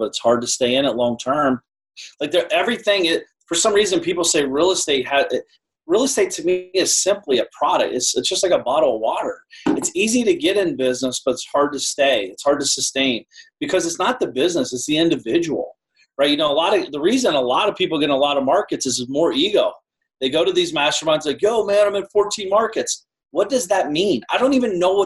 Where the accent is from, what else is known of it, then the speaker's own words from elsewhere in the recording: Columbus, Ohio, United States; also born or lived in Shaker Heights, Ohio; I grew up in Columbus, near Columbus. So that's always been my market. And I live in Shaker Heights, Ohio part-time.